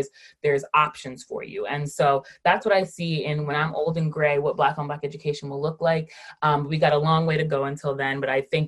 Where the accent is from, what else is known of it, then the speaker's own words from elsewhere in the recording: Rockland County, New York, United States; also born or lived in Westchester County, New York; I have lived in New York my entire life. I was born in Rockland County